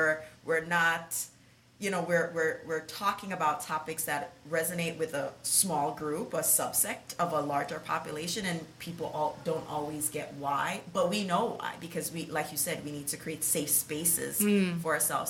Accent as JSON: {"language": "English", "country": "Jamaica", "tie": "born or raised there", "moved": "yes", "lives_now": "New York, United States", "said": "I was born in Jamaica"}